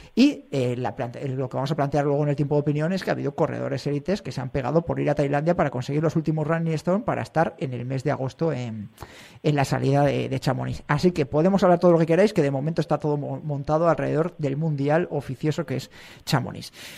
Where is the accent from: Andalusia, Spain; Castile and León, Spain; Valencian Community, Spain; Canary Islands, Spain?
Castile and León, Spain; Sanabria; Sanabria sí es la carrera de mi pueblo